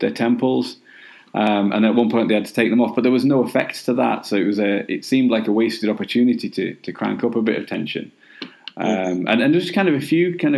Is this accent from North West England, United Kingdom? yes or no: no; Nottingham, East Midlands, United Kingdom; now in Cumbria, United Kingdom; I grew up in Nottingham